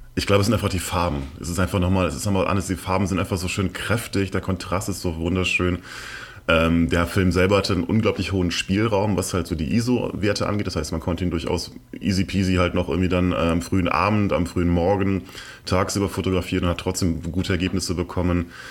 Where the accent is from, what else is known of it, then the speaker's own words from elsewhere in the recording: near Cologne, North Rhine-Westphalia, Germany; also born or lived in Mannheim; now in Berlin, Germany; ich bin in der Nähe von Köln aufgewachsen